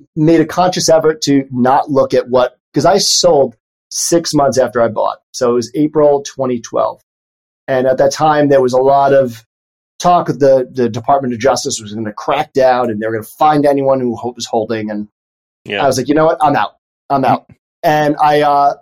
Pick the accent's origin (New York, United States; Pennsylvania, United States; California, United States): New York, United States; New York City; I grew up in the Bronx